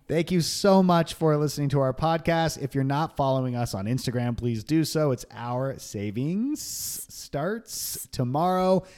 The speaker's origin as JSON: {"language": "English", "town": "Long Beach", "region": "California", "country": "United States", "tie": "born or raised there", "said": "So we grew up in Long Beach, California"}